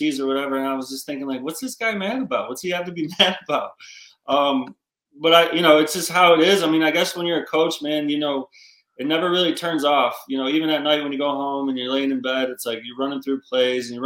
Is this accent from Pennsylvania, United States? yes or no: no; Gloversville, New York, United States; I'm from Gloversville, New York